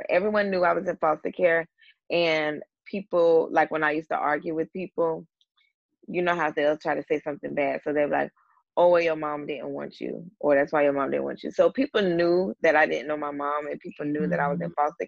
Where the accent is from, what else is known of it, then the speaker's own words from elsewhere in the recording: Ventura, California, United States; born there; I was born in Ventura, California.